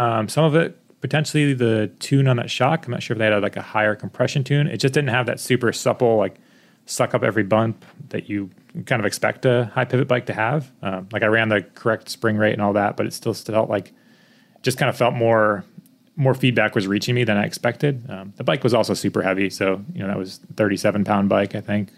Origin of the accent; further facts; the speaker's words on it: East Coast, United States; moved away; I grew up on the East Coast